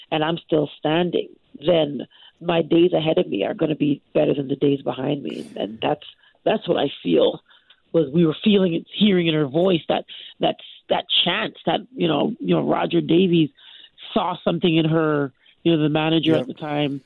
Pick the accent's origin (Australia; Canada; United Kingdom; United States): Canada; I'm Canadian. I'm a born and raised Canadian